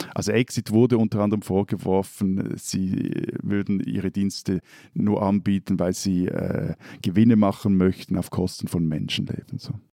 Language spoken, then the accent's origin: German; Switzerland; bei uns in der Schweiz